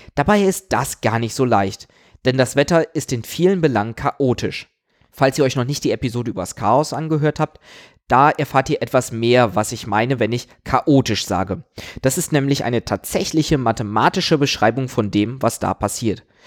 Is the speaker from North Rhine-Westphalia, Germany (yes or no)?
yes; Aachen, North Rhine-Westphalia, Germany; Ich komme aus Aachen